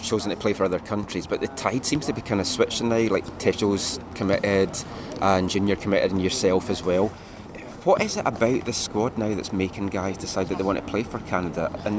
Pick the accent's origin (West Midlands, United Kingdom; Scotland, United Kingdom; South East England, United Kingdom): Scotland, United Kingdom; East Coast of; I'm from the East Coast